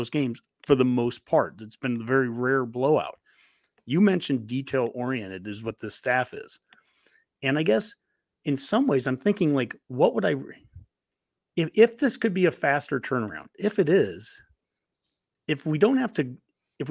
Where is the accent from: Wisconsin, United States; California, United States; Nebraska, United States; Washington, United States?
Nebraska, United States; Columbus; I'm from Columbus